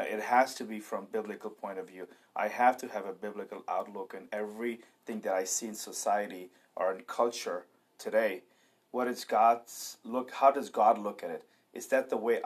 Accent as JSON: {"language": "English", "country": "India", "moved": "yes", "lives_now": "United States", "said": "being an Indian living in America"}